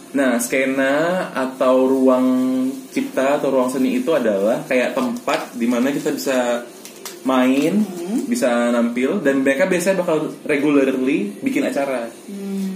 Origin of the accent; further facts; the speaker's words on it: Medan, North Sumatra, Indonesia; dari Medan aku